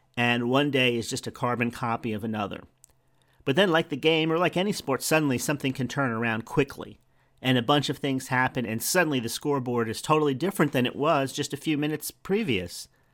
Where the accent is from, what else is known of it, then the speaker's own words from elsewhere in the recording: New Jersey, United States; now in Florida, United States; we're from New Jersey